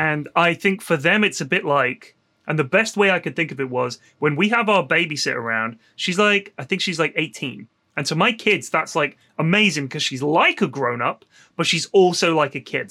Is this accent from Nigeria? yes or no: no; Bournemouth, South West England, United Kingdom; I grew up in Bournemouth, and the beach there is lovely